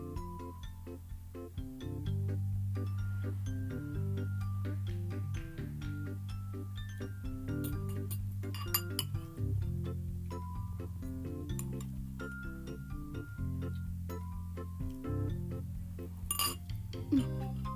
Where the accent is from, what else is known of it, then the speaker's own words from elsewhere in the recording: England, United Kingdom; we're English